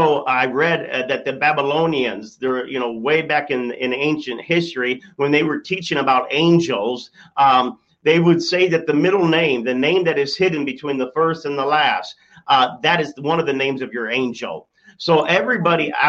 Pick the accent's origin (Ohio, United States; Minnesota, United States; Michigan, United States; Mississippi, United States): Michigan, United States; I'm from Michigan